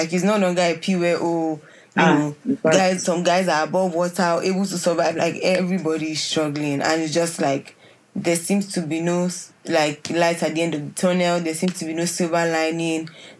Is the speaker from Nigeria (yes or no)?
yes; Nigeria